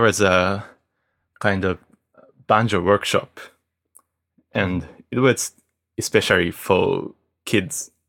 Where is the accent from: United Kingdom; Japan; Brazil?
Japan; Kawasaki, Kanagawa; now in Tokyo, Japan; I was born in Kawasaki City, which is located just next to Tokyo. And I grew up in the city, and now I live in Tokyo